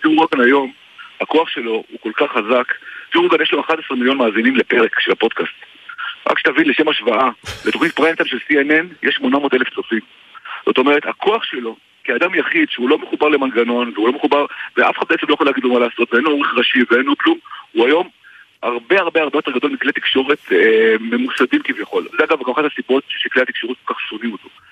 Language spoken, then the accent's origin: Hebrew; Israel